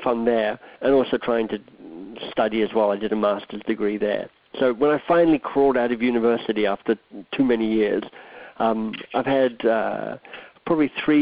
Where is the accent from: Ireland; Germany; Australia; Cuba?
Australia; moved away as an adult; also born or lived in Oxford, England / Boston, United States; now in Toronto, Canada; I'm Australian by birth. Grew up there, went to high school there, went to university there